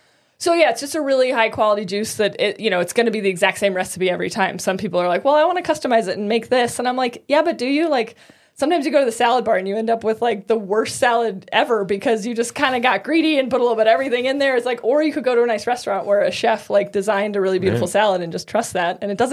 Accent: Boulder, Colorado, United States; In Boulder.

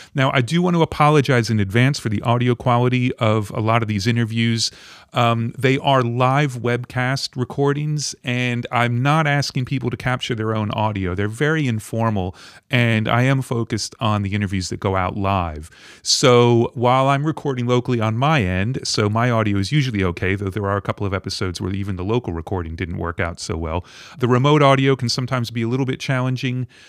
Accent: United States; I'm an American record producer, mixer

